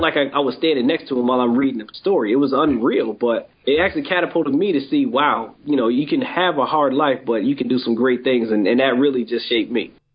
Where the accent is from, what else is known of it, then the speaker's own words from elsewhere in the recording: Springfield, Massachusetts, United States; I grew up in Springfield, Massachusetts, born and raised here.